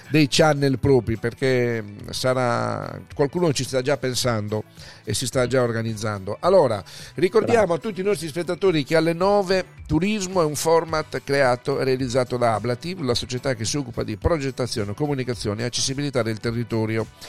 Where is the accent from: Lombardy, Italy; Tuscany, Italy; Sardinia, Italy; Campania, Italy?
Sardinia, Italy; io sono sardo